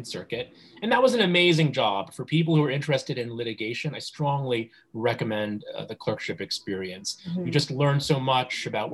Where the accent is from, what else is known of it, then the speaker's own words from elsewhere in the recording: New Jersey, United States; also born or lived in New York; I was born in New York and grew up in the suburbs in New Jersey.